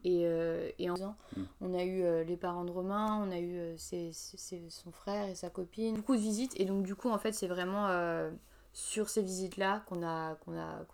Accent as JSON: {"language": "French", "country": "France", "also_born_or_lived": "Montreal, Canada", "lives_now": "Paris, France", "said": "nous en tant que Français"}